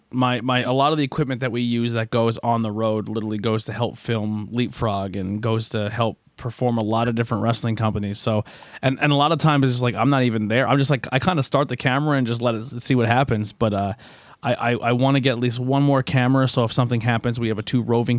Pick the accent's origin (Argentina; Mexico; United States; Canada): United States; Schuylkill County, Pennsylvania; that's kind of where we're from